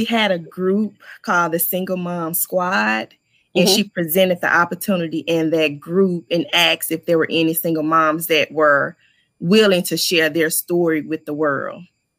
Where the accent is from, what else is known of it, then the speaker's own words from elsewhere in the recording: Mississippi, United States; now in Tampa, United States; I'm originally from Mississippi, but I currently reside here in Tampa, Florida.